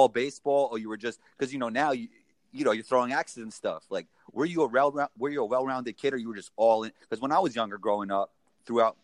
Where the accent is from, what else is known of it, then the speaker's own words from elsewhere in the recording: New York City, New York, United States; growing up here, like playing basketball